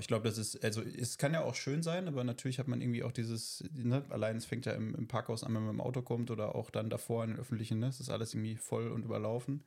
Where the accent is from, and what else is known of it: North Rhine-Westphalia, Germany